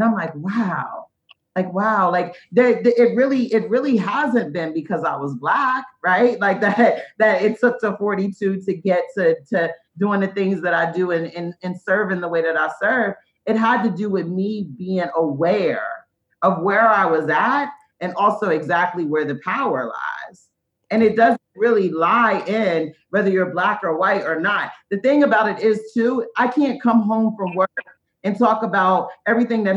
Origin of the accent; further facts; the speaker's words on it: Hagerstown, Maryland, United States; also born or lived in Baltimore; I'm born and raised in Hagerstown